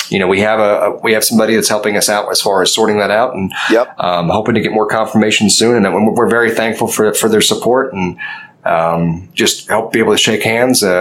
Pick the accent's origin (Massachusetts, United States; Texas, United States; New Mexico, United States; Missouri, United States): Texas, United States; Fort Worth; you got to understand, like, we're from Fort Worth.